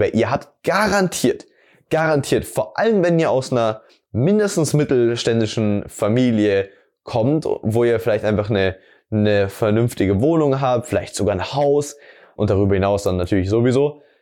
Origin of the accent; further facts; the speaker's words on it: Amberg, Bavaria, Germany; mich durch Amberg, also die Stadt, wo ich herkomme, darum zu kutschieren